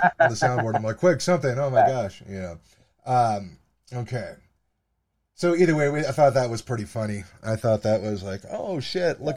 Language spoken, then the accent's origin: English; United States; I'm a podcaster from the United States